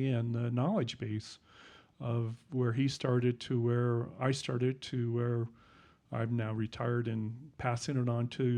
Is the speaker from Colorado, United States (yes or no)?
yes; Denver, Colorado, United States; I grew up here in Denver.